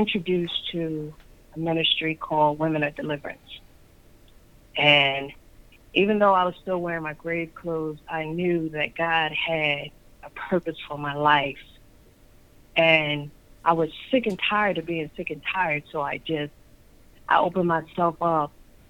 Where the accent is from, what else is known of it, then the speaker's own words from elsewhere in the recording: Sicklerville, New Jersey, United States; also born or lived in Atlantic City, New Jersey; I was born and raised in Atlantic City. I grew up in Sicklerville. I am now in Atlantic City